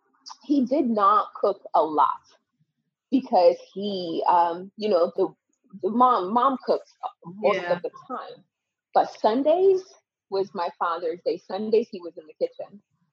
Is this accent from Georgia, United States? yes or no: no; Connecticut, United States; also born or lived in Benin; I grew up in Connecticut from 10 till about 17 years old. I grew up in Connecticut